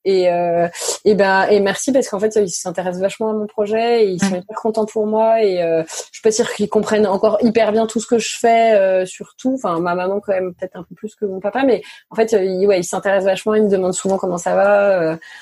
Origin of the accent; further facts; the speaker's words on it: Neuilly-sur-Seine, Île-de-France, France; j'ai grandi à Neuilly oui je suis venue d'une famille plutôt aisé